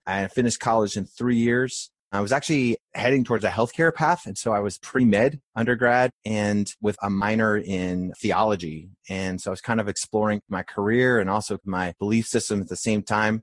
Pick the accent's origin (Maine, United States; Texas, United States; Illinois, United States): Maine, United States; rural; moved away as an adult; also born or lived in Philadelphia, Pennsylvania / Clearwater, Florida; I was born in Philadelphia where my grandfather was a chef, and my parents then moved to Maine, so from seven to seventeen, I grew up in rural Maine